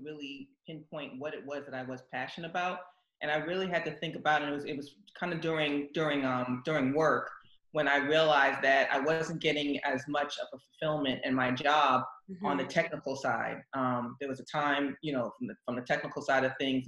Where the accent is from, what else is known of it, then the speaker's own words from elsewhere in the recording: New York City, New York, United States; moved away; I'm from the Bronx, born and raised